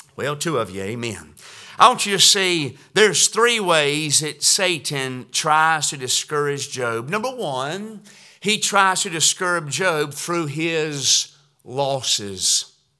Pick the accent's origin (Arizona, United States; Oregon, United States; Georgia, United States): Georgia, United States; now in West Virginia, United States; growing up in Georgia